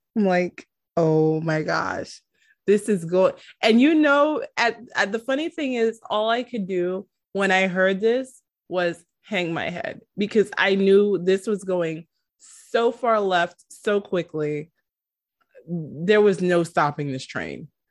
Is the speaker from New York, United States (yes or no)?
yes; New York City, New York, United States; I am from New York City.